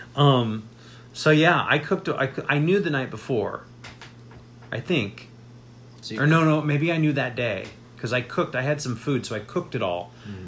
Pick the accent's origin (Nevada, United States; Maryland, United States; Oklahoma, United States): Nevada, United States; Las Vegas; when I grew up in Las Vegas, there were these huge swaths of desert throughout the city